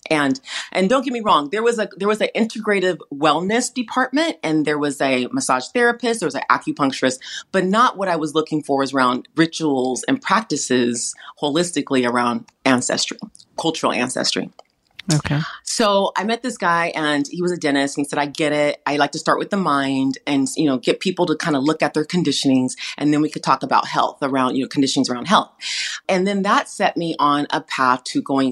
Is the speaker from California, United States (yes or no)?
yes; California, United States; I grew up in an environment around a lot of first generation immigrants from around the world because I, here in California where I live, there's a lot of farmland